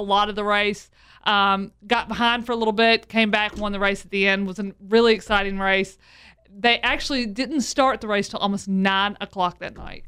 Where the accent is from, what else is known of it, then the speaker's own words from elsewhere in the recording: the South, United States; I'm from the South